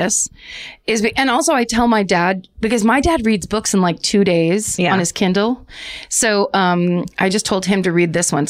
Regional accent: Petaluma, California, United States; moved away

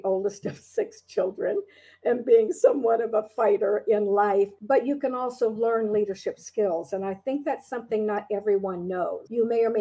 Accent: Orlando, Florida, United States; now in Palm Beach County, United States; I was born in Orlando, Florida

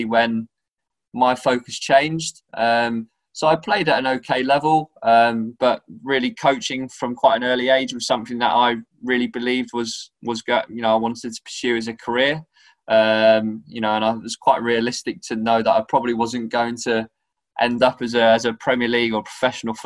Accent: Norwich, East of England, United Kingdom; moved away; I'm originally from Norwich, and I was involved in doing camps with Norwich and playing for some grassroots teams

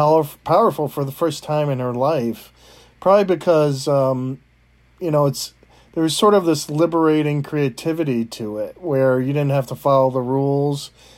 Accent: East Coast, United States; I didn't grow up in that time. I grew up on the East Coast

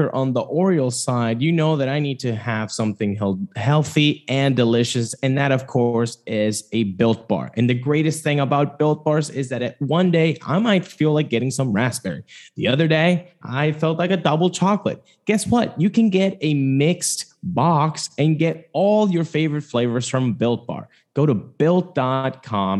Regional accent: Venezuela; I am from Venezuela, so I grew up watching Winter League games

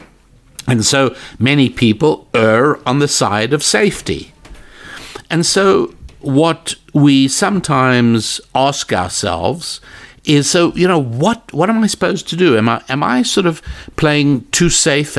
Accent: South Africa; moved away; I was born in South Africa. I've been away several decades.

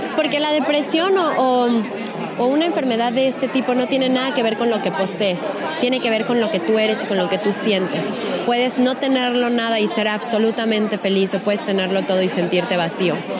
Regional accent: Mexico; una mexicana, orgullosamente mexicana

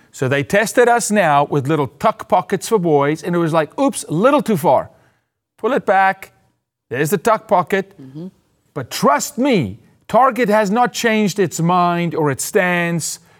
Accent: South Africa; moved away; as a South African in South Africa

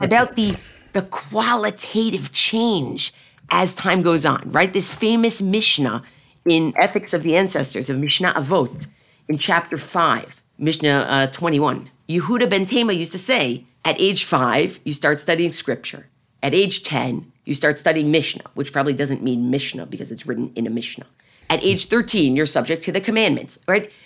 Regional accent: United States; I'm really speaking as an American Jew, as an American Zionist

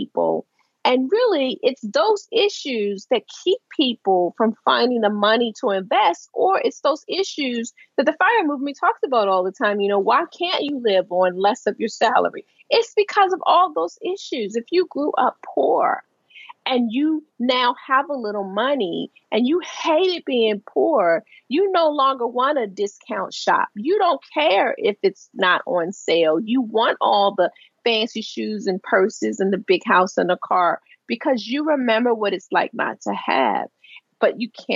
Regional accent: Baltimore, Maryland, United States; born or raised there; moved away as an adult; now in Washington, United States

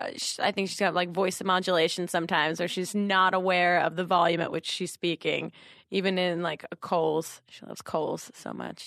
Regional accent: New Jersey, United States; now in Brooklyn, United States; But yeah, I'm from New Jersey and then went to college in North Jersey and then moved to Brooklyn right after with Michelle.

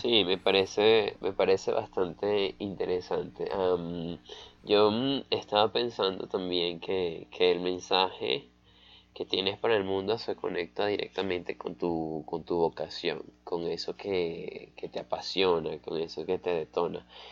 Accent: Valencia, Carabobo, Venezuela; soy de Caracas, soy de Valencia, una ciudad cerca de Caracas

